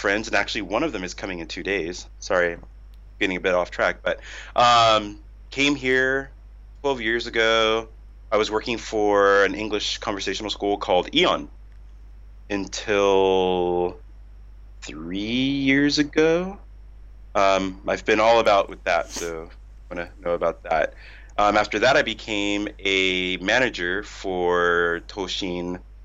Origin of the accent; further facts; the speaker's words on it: outside Los Angeles, California, United States; moved away as an adult; now in Tokyo, Japan; I'm from California. I grew up right outside